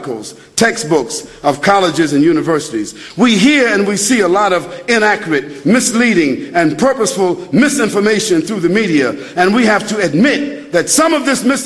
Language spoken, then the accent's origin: English; United States; I'm from America